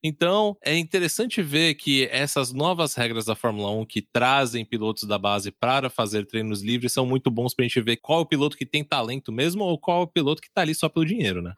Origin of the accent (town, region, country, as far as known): Brazil